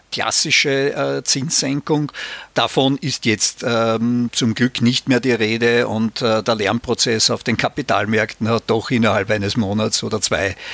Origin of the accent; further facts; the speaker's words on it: Austria; gerade in Deutschland, aber auch in meiner Heimat Österreich